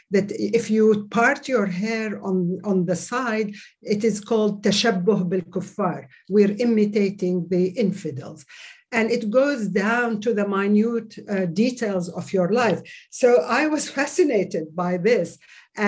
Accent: Saudi Arabia; moved away; As I grew up in Saudi Arabia, I was introduced and indoctrinated in the official religious curriculum

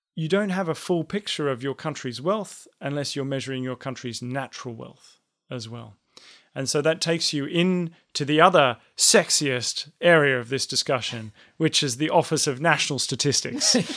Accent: Australia; an Australian, as I'm one of them.

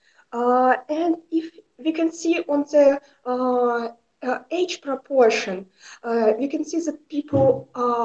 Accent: Saratov Oblast, Russia; I'm a journalist from Saratov region

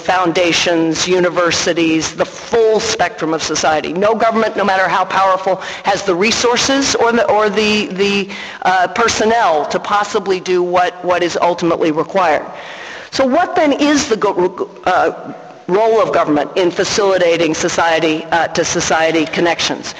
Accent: United States

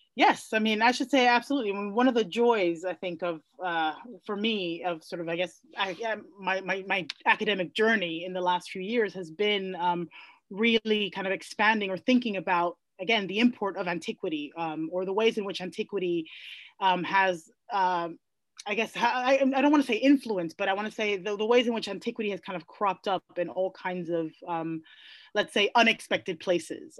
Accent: New York City, New York, United States; I grew up in the Bronx

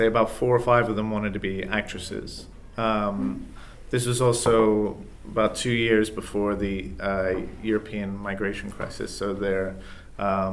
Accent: England, United Kingdom; also born or lived in United States; now in Boston, United States; I'm American. I was raised in England, but I'm American

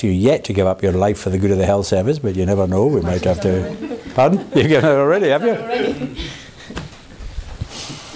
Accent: Glasgow, Scotland, United Kingdom; now in Oxford, United Kingdom; I am from Glasgow

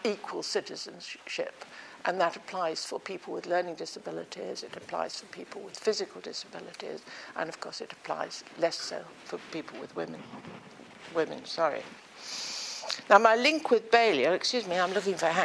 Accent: England, United Kingdom; also born or lived in Germany; I grew up in England

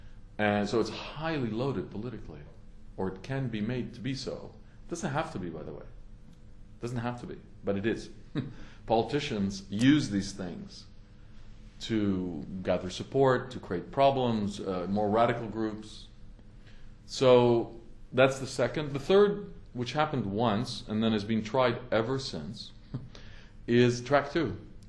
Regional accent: Canada; I was a younger with hair Canadian diplomat, and I was happy and I worked on it, obviously, as a Canadian diplomat at that time in 1993.

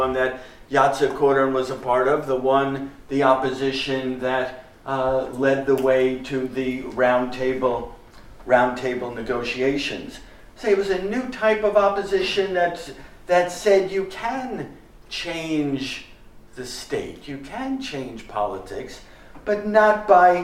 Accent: United States; I'm from the United States

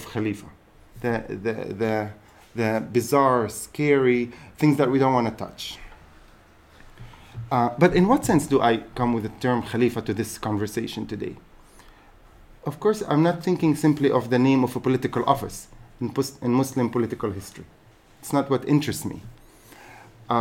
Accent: Haifa, Haifa District, Israel; I happen to be a Palestinian citizen of Israel. I'm born and raised in Haifa

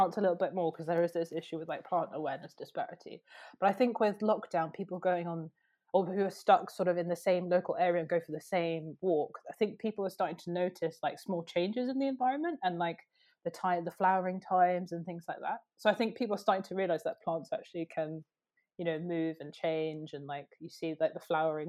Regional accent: Oxford, South East England, United Kingdom; I care really deeply about, like, where I grew up in Oxford, and I've moved around quite a lot

